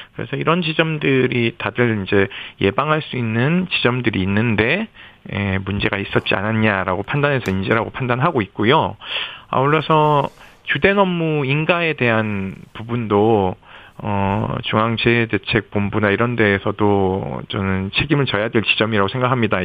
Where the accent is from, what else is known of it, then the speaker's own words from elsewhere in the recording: Yeongju, North Gyeongsang, South Korea; 거기가 저희 고향 영주 바로 밑 밑에 있는 내성천이에요. 영주댐에서 물이 나와서 그리 흘러가는데 어린 시절 놀던 곳이기도 해서